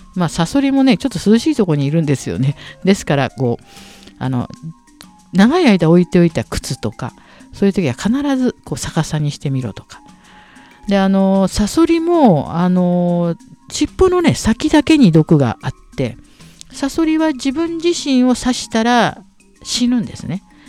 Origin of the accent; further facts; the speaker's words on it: Tokyo, Japan; moved away as an adult; also born or lived in Niger; そんなところに私はもう、あの、ね、下町で育って